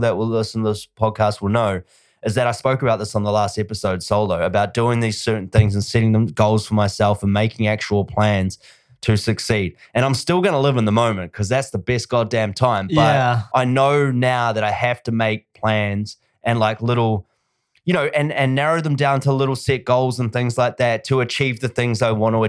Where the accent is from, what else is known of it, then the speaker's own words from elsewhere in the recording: New Zealand; now in Australia; I'm from New Zealand. I still call New Zealand home, even though I own a home here.